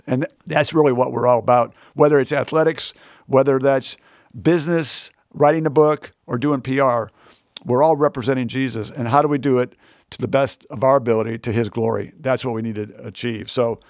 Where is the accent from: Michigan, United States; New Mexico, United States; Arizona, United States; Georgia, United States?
Michigan, United States; I grew up in Michigan, so I'm a Michigan guy